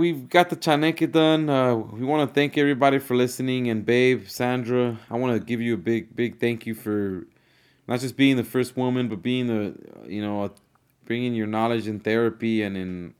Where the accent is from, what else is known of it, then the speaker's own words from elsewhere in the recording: California, United States; now in Georgia, United States; living in Georgia for the last 5 years and then growing up in California